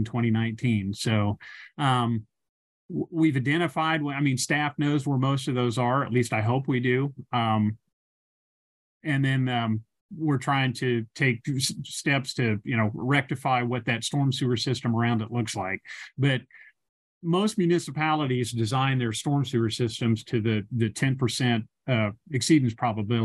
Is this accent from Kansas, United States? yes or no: yes; Lawrence, Kansas, United States; I was born in Lawrence and have lived most of my life in the city of Lawrence